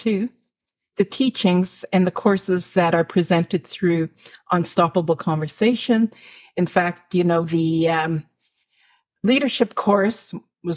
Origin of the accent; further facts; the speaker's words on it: Canada; from Northern Alberta, Saskatchewan